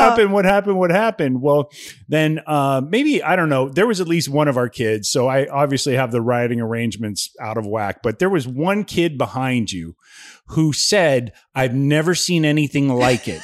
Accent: Ohio, United States; moved away; I grew up in Ohio

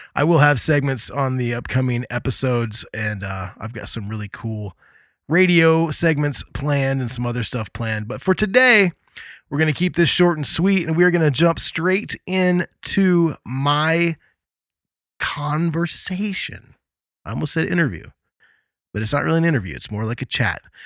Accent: Indiana, United States; Hailing from my home state of Indiana

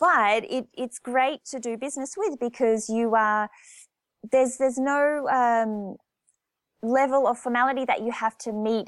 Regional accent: Australia; moved away as an adult; also born or lived in Japan / France; back in my home country, my culture, my language

